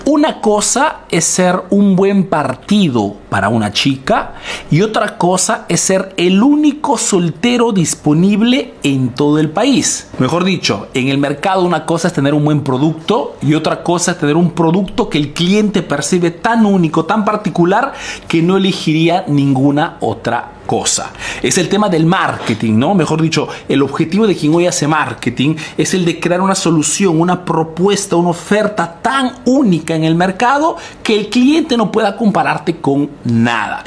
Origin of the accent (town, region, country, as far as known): Peru; now in Italy